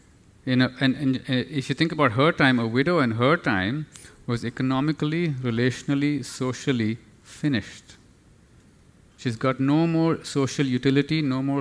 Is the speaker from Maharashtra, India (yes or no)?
no; New Delhi, Delhi, India; now in Singapore; I come from New Delhi. I have to be honest, Singapore is like a little village compared to New Delhi. We have 25 million plus people.